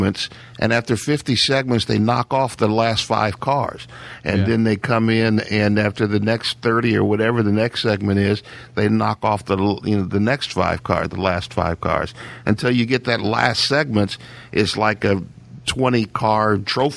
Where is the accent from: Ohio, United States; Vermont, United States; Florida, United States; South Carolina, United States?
Ohio, United States; born or raised there; moved away